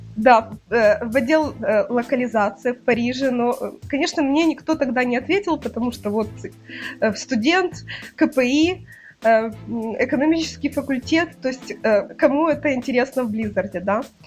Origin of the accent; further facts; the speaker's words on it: Kyiv, Ukraine; я родилась в Киеве